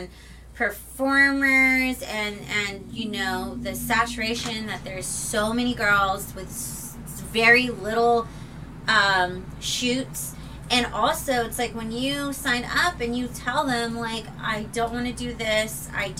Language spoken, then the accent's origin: English; Riverside, California, United States; moved away as an adult; also born or lived in Los Angeles; now in Las Vegas, United States; I'm from Riverside, so it's like there ain't shit out there